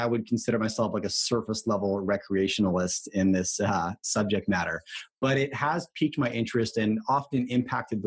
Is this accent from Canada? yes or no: yes; Canada; I was born in Canada